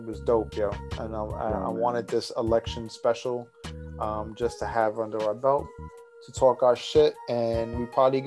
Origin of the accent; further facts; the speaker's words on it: United States; I'm an American